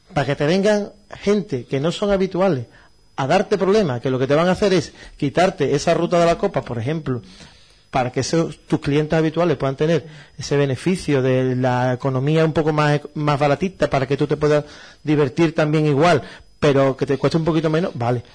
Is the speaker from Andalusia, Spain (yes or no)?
yes; Utrera, Andalusia, Spain; yo soy utrerano